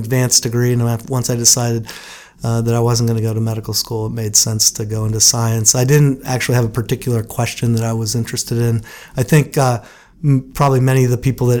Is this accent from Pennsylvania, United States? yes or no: yes; Butler, Pennsylvania, United States; I grew up in Butler, Pennsylvania, which is a steel town just north of Pittsburgh